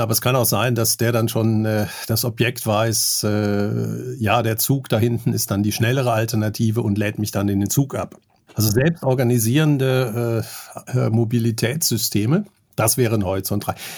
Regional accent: Germany; ich bin Bankkaufmann, ich bin in Deutschland aufgewachsen

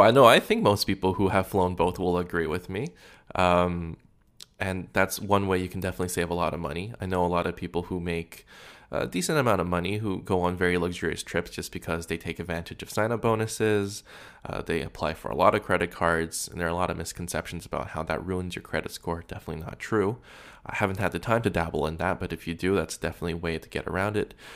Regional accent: Canada; being Canadian

